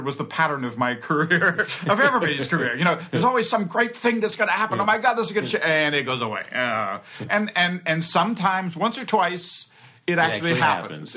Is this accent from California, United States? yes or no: no; Alexandria, Virginia, United States; I grew up in Alexandria, Virginia, in outside of Washington, D.C.